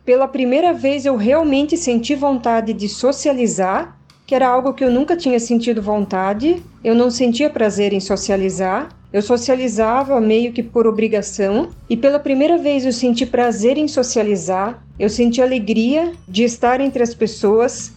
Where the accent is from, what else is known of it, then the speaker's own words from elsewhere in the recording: Jaraguá do Sul, Santa Catarina, Brazil; eu sou de Jaraguá do Sul, Santa Catarina